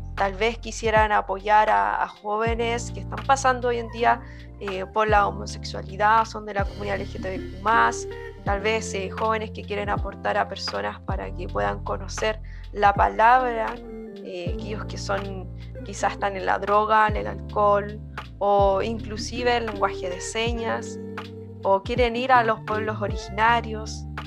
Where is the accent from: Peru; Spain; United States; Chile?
Chile; como chileno diría